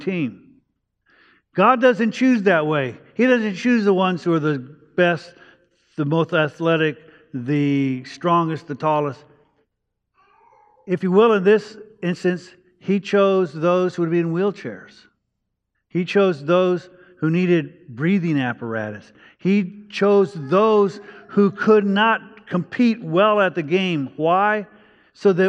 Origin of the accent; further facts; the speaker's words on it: Los Angeles, California, United States; also born or lived in Virginia; I grew up in East Los Angeles